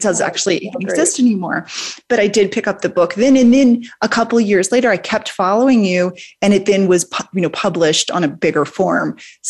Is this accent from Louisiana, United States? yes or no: yes; New Orleans, Louisiana, United States; I'm from New Orleans. I grew up in a drinking household